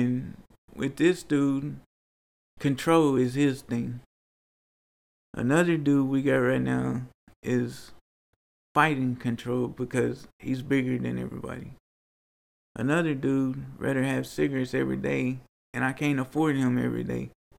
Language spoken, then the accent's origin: English; Nigeria; Oh, I'm from Nigeria. I'm a Niger.